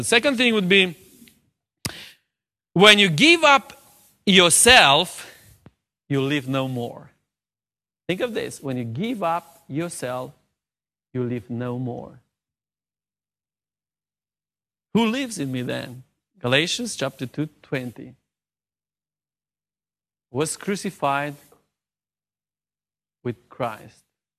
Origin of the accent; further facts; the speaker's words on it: South, Romania; I'm from the South of Romania, so I'm a Southerner.